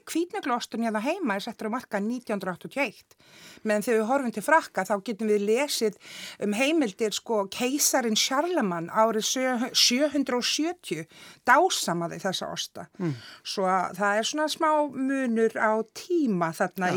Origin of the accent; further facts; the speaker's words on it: Iceland; við sem Íslendingar